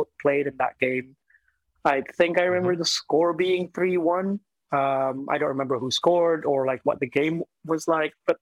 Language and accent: English; Jakarta, Indonesia; moved away; I grew up in Jakarta, essentially, like in Asia